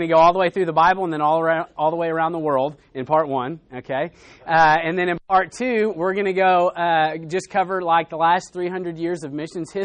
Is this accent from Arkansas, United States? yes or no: yes; Arkansas, United States; I'm actually from Arkansas